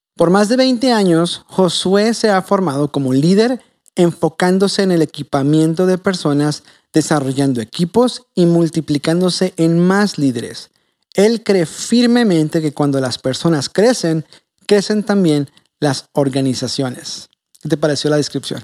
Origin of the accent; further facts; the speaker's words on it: Tijuana, Baja California, Mexico; Yo sí soy de aquí de Tijuana, nacido y criado